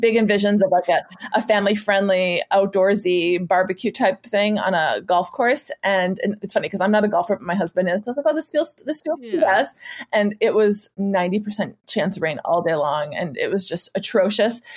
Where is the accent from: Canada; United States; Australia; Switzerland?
United States; Wisconsin; moved away; in a park uh, in my hometown